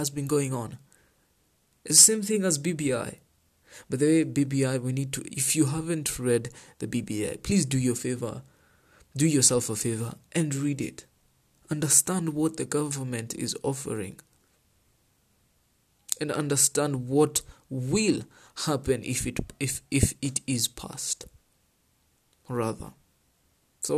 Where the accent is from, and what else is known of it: Kenya